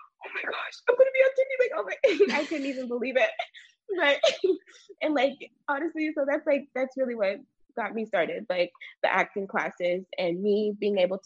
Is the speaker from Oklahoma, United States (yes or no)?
no; Ohio, United States; also born or lived in Houston, Texas; now in California, United States; before I came out here, I lived in Ohio, but I was born in Houston. But back home in Ohio, before we came out here